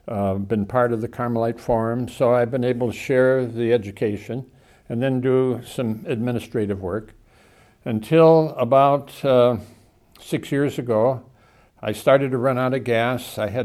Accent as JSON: {"language": "English", "region": "California", "country": "United States", "tie": "born or raised there", "also_born_or_lived": "Chicago, Illinois / Seattle, Washington", "said": "We moved to California when I was 7, and I was raised in the West Coast in Southern California under the influence of the Jesuits."}